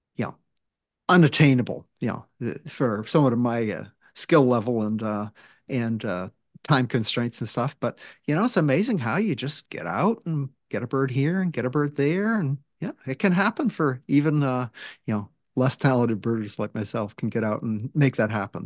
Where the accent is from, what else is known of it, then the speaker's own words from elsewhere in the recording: Maine, United States; now in Washington, United States; I grew up in Maine, and it feels like Maine